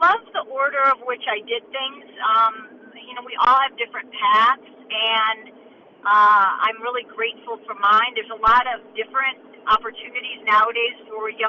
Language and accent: English; Chicago, Illinois, United States; moved away as an adult; also born or lived in Lawrence, Kansas; I grew up in Chicago, went to KU